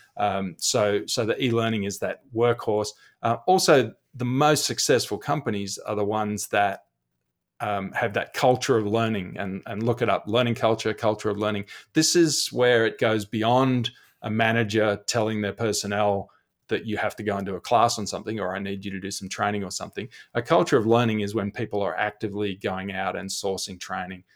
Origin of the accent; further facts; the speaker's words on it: Australia; accent: Australian; if you've heard my accent